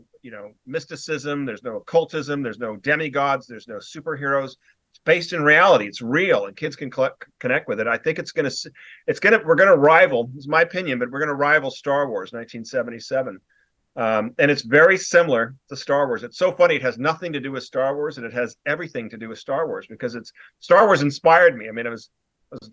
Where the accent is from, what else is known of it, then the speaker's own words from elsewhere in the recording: Newport Beach, California, United States; moved away; also born or lived in Wellesley, Massachusetts; I'm originally from Newport Beach, California, and was back east, Wellesley, Massachusetts for 16 years